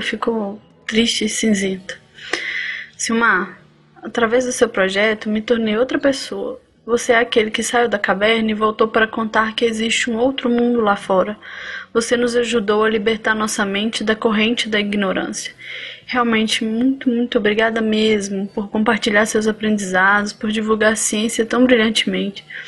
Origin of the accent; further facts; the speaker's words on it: Belo Horizonte, Minas Gerais, Brazil; sou de Belo Horizonte, Minas Gerais